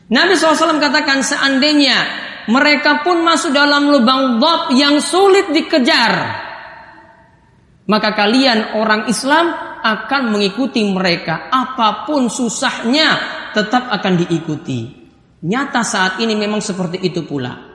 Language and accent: Indonesian; Ambon, Maluku, Indonesia; Kita sebagai orang Ambon pun tahu seperti itu.